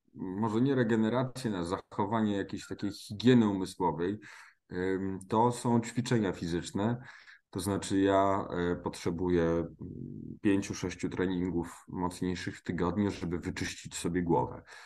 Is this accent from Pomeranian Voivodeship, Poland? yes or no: no; Silesian Voivodeship, Poland; jestem ze Śląska